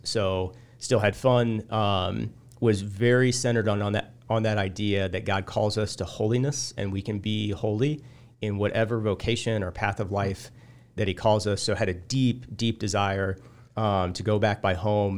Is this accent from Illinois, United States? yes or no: yes; Illiopolis, Illinois, United States; I grew up in Iliopolis